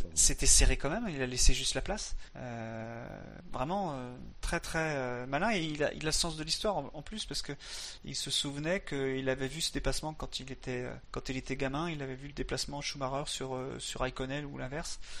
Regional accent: France; on est français

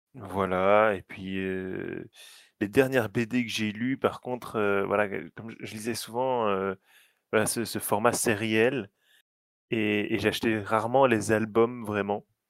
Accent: Belgium; je suis belge

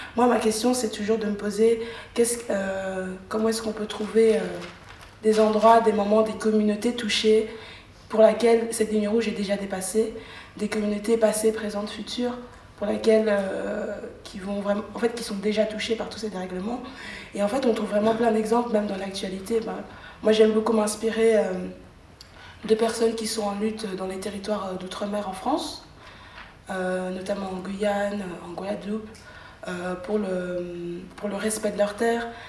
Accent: Brussels, Brussels-Capital Region, Belgium; moi en tant que bruxelloise

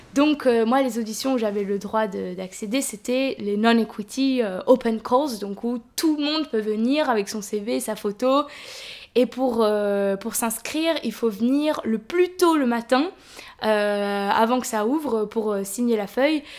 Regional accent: France; en tant que française

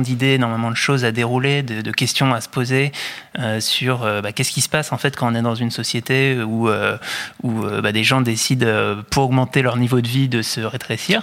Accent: France; en tant que Français

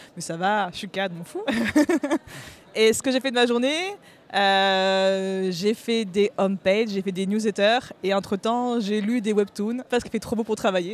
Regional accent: Bayonne, Nouvelle-Aquitaine, France; now in Paris, France; je suis de Bayonne, et là, je vis à Paris, je travaille à Paris

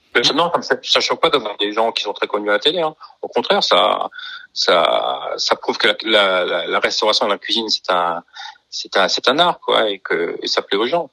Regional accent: Colmar, Grand Est, France; moved away as an adult; also born or lived in New York; j'ai envie de revenir à Sur-Colmar, donc euh, ma ville natale

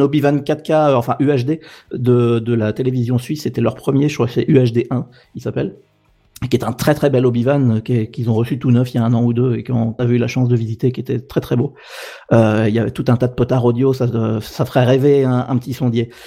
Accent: Normandy, France; moved away; also born or lived in Paris; je suis français de Normandie

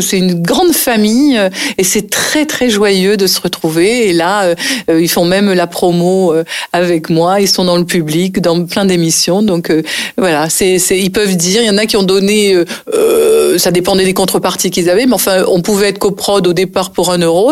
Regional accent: Nice, Provence-Alpes-Côte d'Azur, France; moved away as an adult; also born or lived in Paris; j'ai passé toute mon enfance à Nice et je suis restée à Nice jusqu'au moment où j'ai décidé d'être comédienne et de partir à Paris. Donc j'avais 22 ans

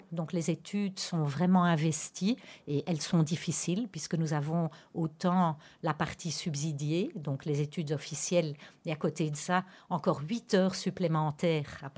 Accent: Antwerp, Flanders, Belgium; j'ai vécu toute ma vie pratiquement dans la communauté anversoise à Anvers même

